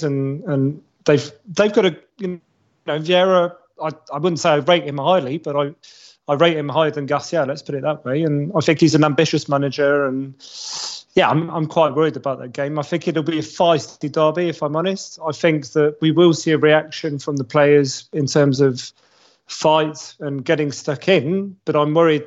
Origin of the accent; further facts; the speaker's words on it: Paris, Île-de-France, France; I grew up in Paris. I support Marseille from Paris